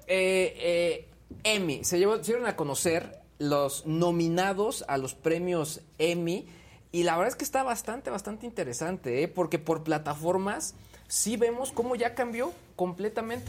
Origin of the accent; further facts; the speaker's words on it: Mexico; como mexicanos